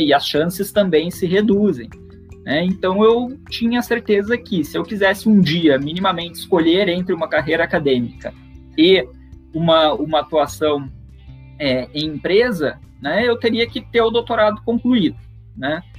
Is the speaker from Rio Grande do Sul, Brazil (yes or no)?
yes; Rio Grande, Rio Grande do Sul, Brazil; moved away as an adult; also born or lived in São Carlos / São Paulo; eu sou natural de, da cidade de Rio Grande, no sul do, do Rio Grande do Sul